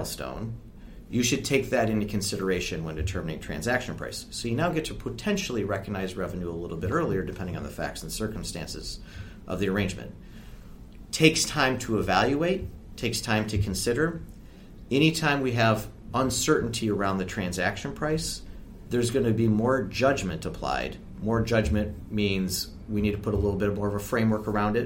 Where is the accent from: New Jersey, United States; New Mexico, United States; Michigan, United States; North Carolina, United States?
Michigan, United States; I come from Michigan